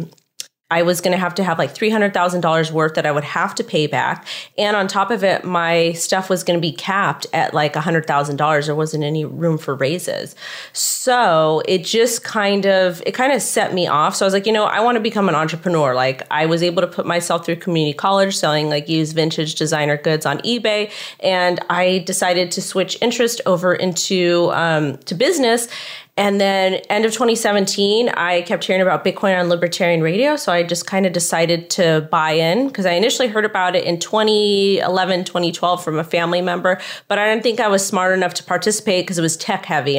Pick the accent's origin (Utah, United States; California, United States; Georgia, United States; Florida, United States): California, United States; Los Angeles County; I'm born and raised in Los Angeles County